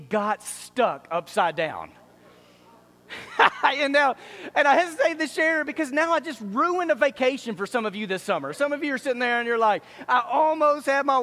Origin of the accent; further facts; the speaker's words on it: Dallas, Texas, United States; I grew up in Dallas